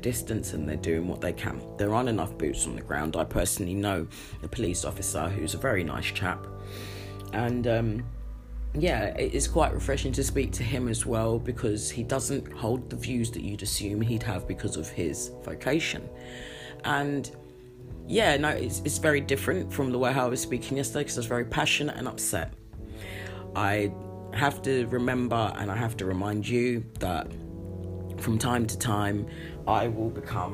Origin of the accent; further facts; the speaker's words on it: United Kingdom; I'm very British